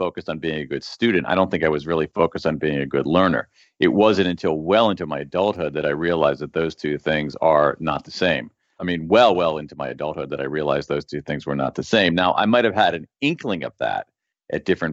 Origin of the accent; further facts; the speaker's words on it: Central Ohio, United States; I'm an American, I went to a public school in Central Ohio in the 1970s and 80s